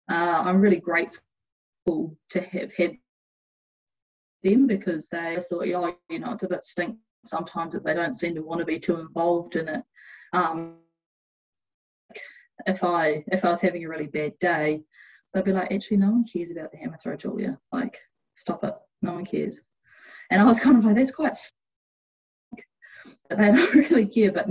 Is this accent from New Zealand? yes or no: yes; New Zealand; did a heap of research into the cr- recruitment process, which as a Kiwi can be a bit intimidating